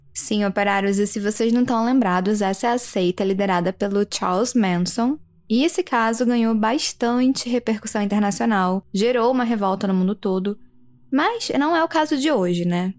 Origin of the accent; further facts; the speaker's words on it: Belo Horizonte, Minas Gerais, Brazil; eu sou de Belo Horizonte